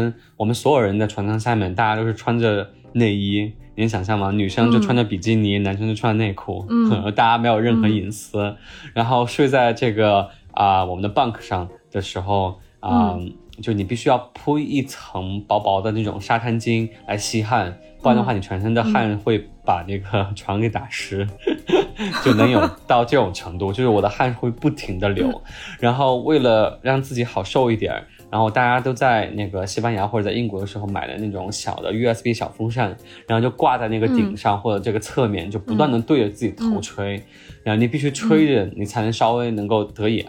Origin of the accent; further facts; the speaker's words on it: Chongqing, China; 我可以这样讲，就是我作为一个重庆人啊，重庆夏天四十三度、四十四五度的这个高温，我们也受过，对吧？